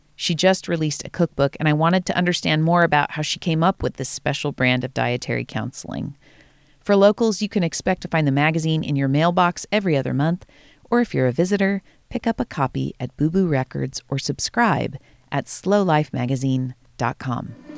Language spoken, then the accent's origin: English; California, United States; So I grew up here.